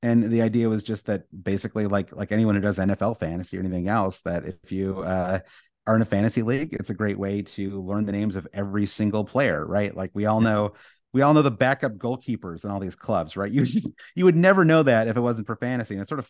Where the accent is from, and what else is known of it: United States